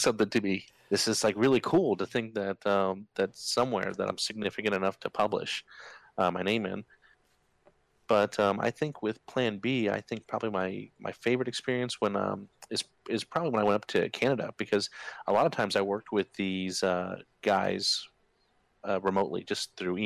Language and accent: English; Germany; moved away; Growing up in Germany